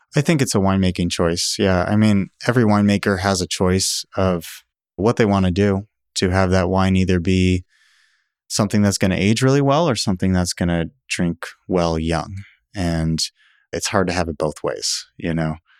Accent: California, United States; now in Oregon, United States; I, I come from California.

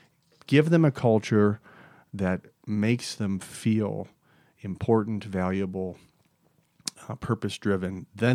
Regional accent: Hastings, Minnesota, United States; I'm a small town Minnesota boy. I grew up in Hastings, right on the Mississippi. It was an awesome place to grow up, hardworking people.

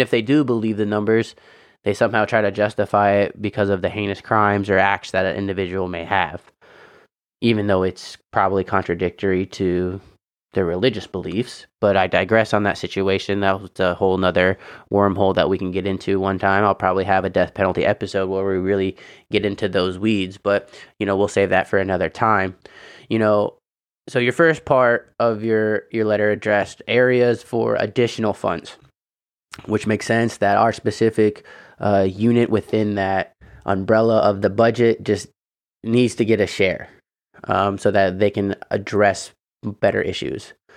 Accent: Indiana, United States; moved away; also born or lived in California; my home state of Indiana

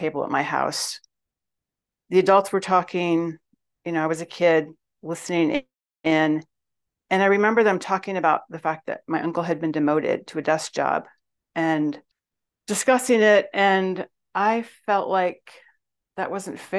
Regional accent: West Michigan, United States; I grew up in West Michigan

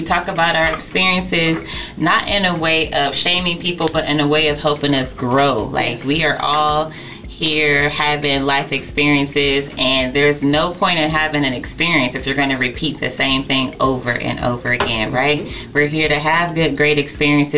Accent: Youngstown, Ohio, United States; also born or lived in Columbus, Ohio; me and Tia are both born and raised in Youngstown, Ohio. But grew up in both places, grew up in Youngstown and we grew up in Columbus, Ohio.

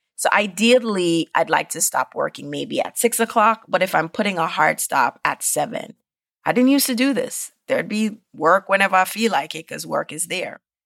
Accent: Jamaica; moved away; growing up in Jamaica

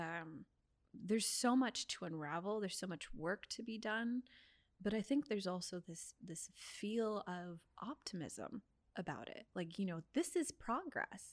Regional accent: San Diego, California, United States; I born and raised in San Diego

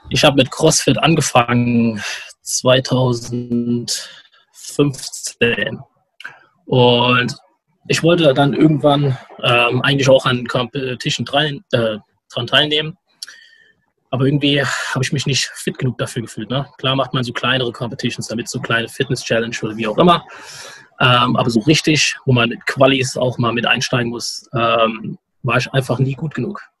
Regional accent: Frankfurt, Hesse, Germany; oder auch Hanau nicht kennen. Und deswegen sage ich meistens, ich komme aus Raum Frankfurt, also Frankfurt am Main.

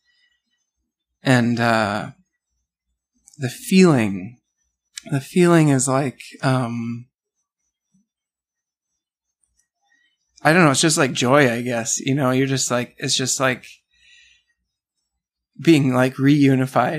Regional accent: Milwaukee, Wisconsin, United States; moved away as an adult; also born or lived in New Mexico / Minneapolis; I grew up in Milwaukee.

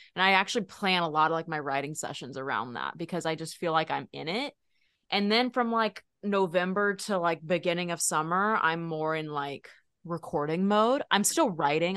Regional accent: Texas, United States; I'm from Texas

